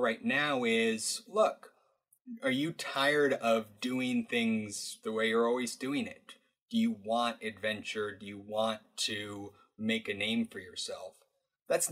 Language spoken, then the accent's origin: English; Alaska, United States; I grew up in Alaska